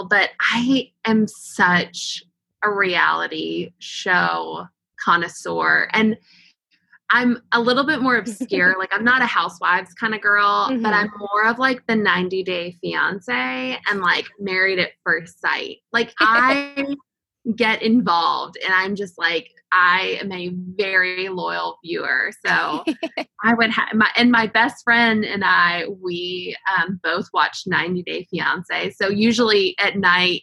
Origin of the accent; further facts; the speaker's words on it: East Coast, Virginia, United States; now in Kentucky, United States; I'm originally from the East Coast. My family is all in Virginia